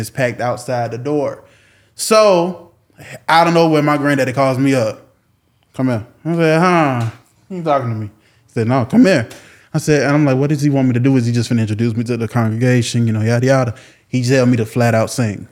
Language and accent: English; Jacksonville, Florida, United States; born and raised in Jacksonville, Florida, 1995